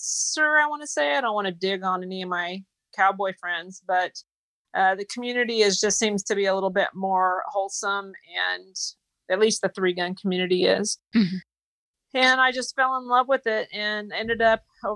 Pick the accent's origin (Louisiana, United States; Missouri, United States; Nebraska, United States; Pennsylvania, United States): Missouri, United States; North Central; moved away as an adult; also born or lived in Tulsa, Oklahoma; I'm from North Central Missouri originally.